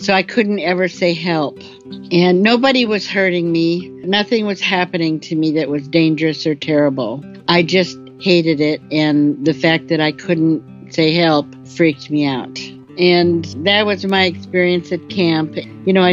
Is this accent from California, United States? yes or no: no; Minnesota, United States; I am from Minnesota. My parents ran a summer resort with a program for kids